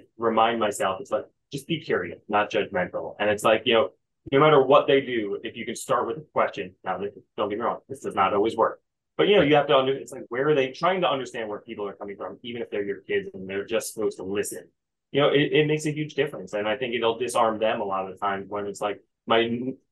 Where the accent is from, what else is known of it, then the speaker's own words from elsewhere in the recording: New York, United States; now in New Jersey, United States; I grew up in right outside New York City